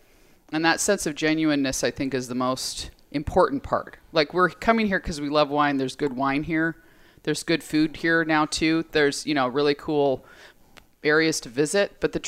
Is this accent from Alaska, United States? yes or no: yes; Alaska, United States; I'm from Alaska